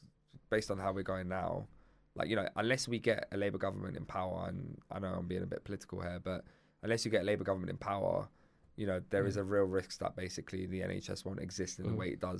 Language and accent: English; Cyprus; now in United Kingdom; like my family, for example, we come from Cyprus.